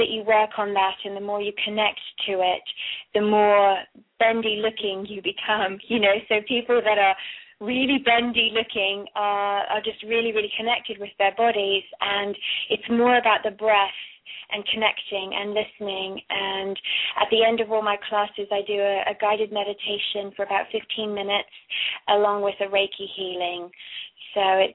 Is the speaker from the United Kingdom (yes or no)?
yes; Kent, South East England, United Kingdom; also born or lived in London / Cornwall / Florida / Colorado; now in Australia; I am actually was born in Kent. In London, and I went to boarding school in Cornwall, which is the southwest of England. And then in 93, we moved to Florida